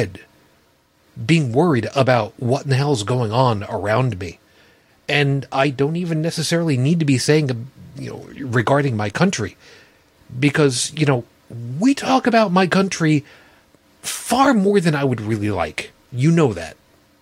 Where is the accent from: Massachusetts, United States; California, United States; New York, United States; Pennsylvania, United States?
New York, United States; Long Island, South Shore; I grew up on Long Island, on the South Shore